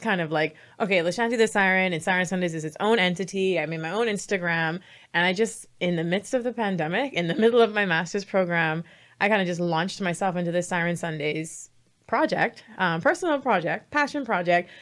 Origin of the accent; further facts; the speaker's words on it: Bahamas; I'm from the Bahamas